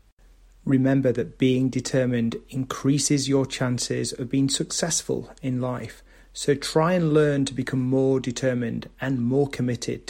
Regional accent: the north of England, United Kingdom; from the north of England and my hometown

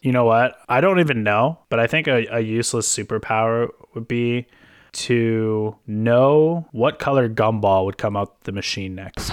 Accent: Canada; we're Canadian

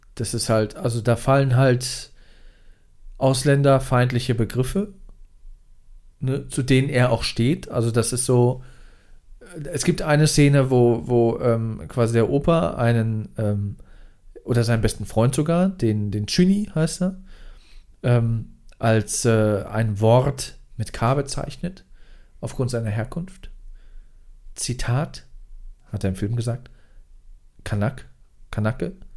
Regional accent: Mannheim, Baden-Württemberg, Germany; als jemand, der aus Mannheim kommt und den Mannheimer Dialekt kennt

